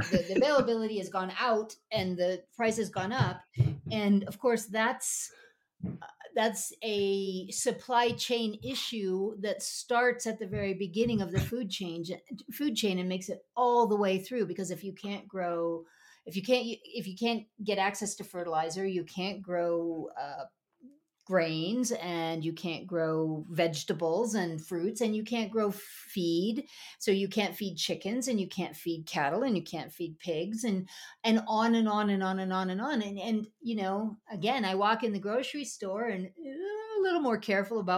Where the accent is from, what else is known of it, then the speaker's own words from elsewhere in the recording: Midwest, United States; also born or lived in upstate New York, United States; But growing up in the Midwest and living on, in upstate New York, I know